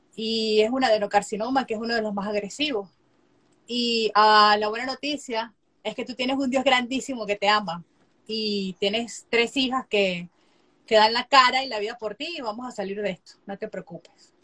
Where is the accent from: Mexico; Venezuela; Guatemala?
Venezuela; moved away as an adult; now in United States; soy venezolana, soy médico cirujano. Eh, me gradué en el 2017 de médico cirujano en Venezuela, en mi país